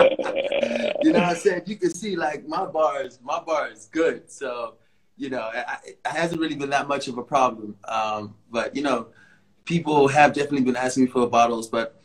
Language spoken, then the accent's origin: English; South Africa; also born or lived in United States; I was born in the States. Born in the States in 85, and I grew up in the 90s when I was a kid in America. Moved to South Africa in 94